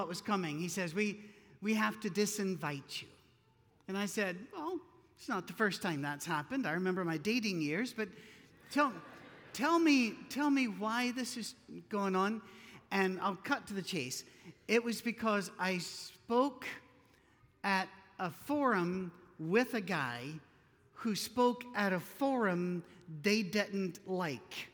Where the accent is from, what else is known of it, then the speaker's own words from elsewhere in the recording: Scotland, United Kingdom; Being Scottish, we don't tan, we stroke